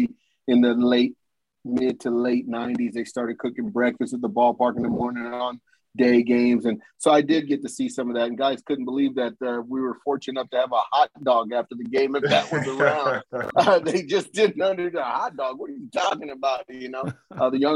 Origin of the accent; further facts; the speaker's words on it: Southern California, United States; also born or lived in Los Angeles, California / Oxnard, California; I moved from South Central LA to Oxnard, California